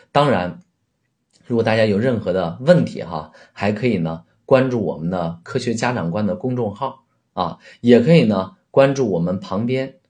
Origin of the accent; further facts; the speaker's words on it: China; 我们都是中国人，啊，都在说汉语